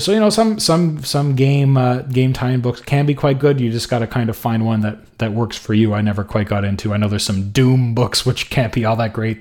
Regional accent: Montreal, Quebec, Canada; my hometown of Montreal

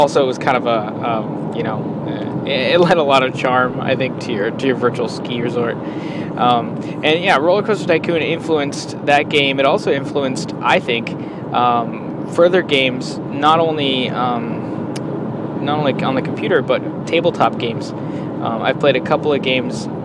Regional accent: Colorado, United States; I grew up in Colorado

